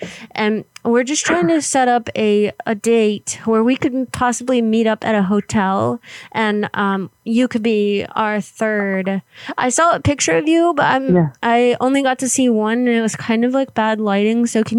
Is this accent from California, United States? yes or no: no; Florida, United States; So we're actually from Florida, but we travel a lot.